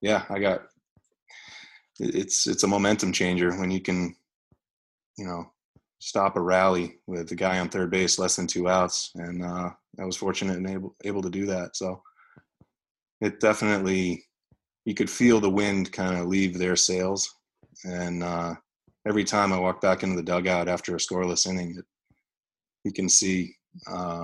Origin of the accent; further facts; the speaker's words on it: New York, United States; being a New Yorker